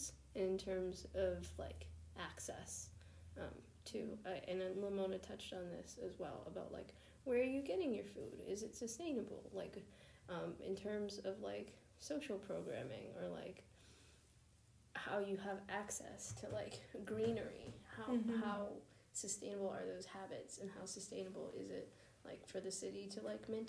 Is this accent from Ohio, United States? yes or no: no; New York, United States; I'm from New York